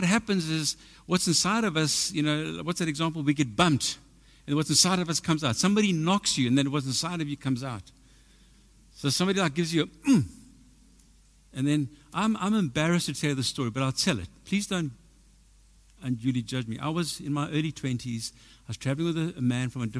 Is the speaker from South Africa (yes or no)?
yes; South Africa; I'm from South Africa, you know what I mean? I've been to the army.